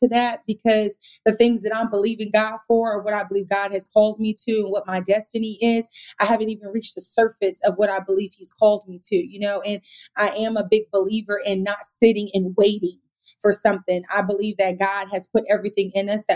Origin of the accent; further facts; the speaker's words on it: Sacramento, California, United States; now in Los Angeles, United States; I'm from Sacramento